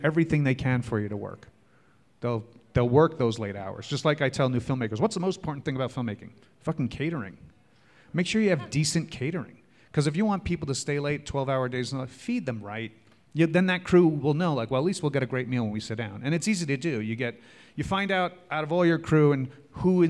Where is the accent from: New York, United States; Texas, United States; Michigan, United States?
New York, United States; I'm a New Yorker